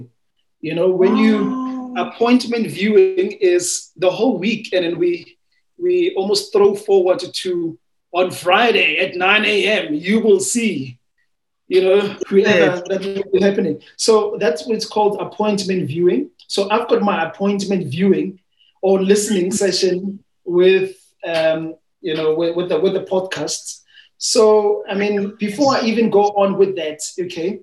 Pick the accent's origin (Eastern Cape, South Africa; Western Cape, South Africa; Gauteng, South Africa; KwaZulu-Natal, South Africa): Gauteng, South Africa; Tembisa; I'm from Tembisa.